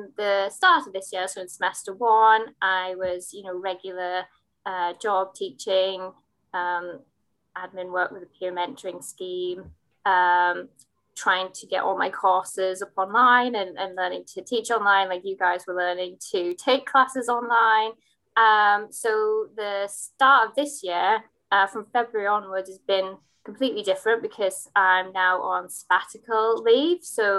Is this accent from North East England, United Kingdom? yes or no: yes; Hartlepool, North East England, United Kingdom; Yeah, so I am from Hartlepool, which is 40 minutes south of Newcastle in County Durham on the coast. You know, it's a deprived area